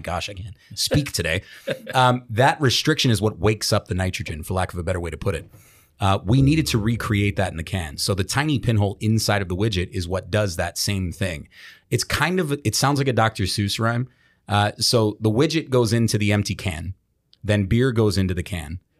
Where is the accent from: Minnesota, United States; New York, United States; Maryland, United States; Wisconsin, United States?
Maryland, United States; Baltimore; in Baltimore, my hometown